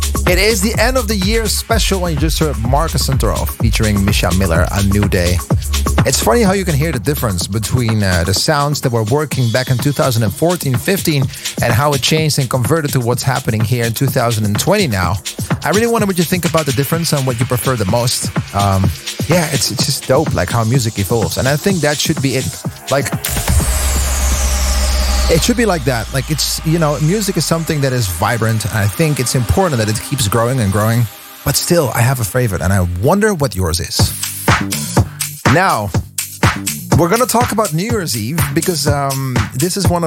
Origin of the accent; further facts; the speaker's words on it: Veenendaal, Utrecht, Netherlands; my hometown, Veenendaal